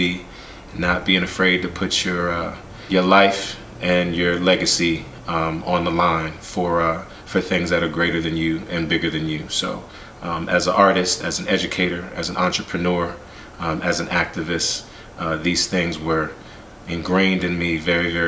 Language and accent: English; Washington, District of Columbia, United States; also born or lived in Pittsburgh, Pennsylvania; growing up in the Washington, D.C. area, I was also born in Pittsburgh